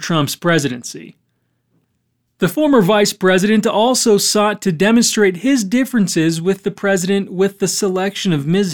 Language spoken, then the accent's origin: English; United States; moved away; also born or lived in Manaus, Brazil / Acre, Brazil / Rondônia, Brazil; I'm American, born and raised in the US